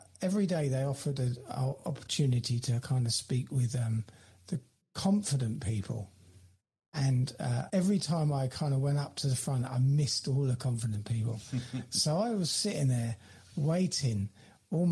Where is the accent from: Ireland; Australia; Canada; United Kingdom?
United Kingdom; also born or lived in London; my hometown where I am here now